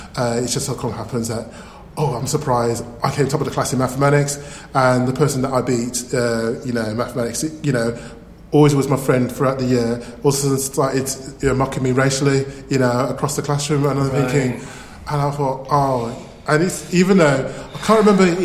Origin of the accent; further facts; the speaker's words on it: Birmingham, West Midlands, United Kingdom; accent: Birmingham; Yes, I'm from Birmingham. I can say I have a Birmingham accent.